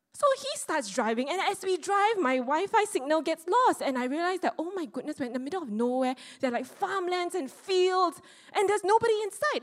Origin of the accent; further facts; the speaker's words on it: Singapore; I, the Singaporean with the logical mindset